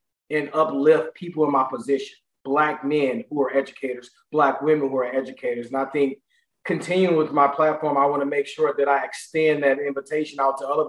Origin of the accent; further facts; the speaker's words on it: St. Louis, Missouri, United States; similar to a lot of Black males born in the inner cities of St. Louis